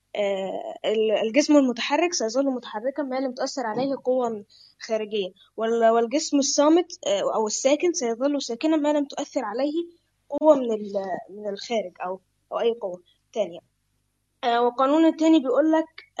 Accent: Egypt; انا من مصر عندي 11 سنه

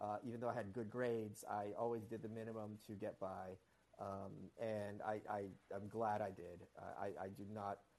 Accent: New York City, New York, United States; first language Russian; English is a second language; as a New Yorker

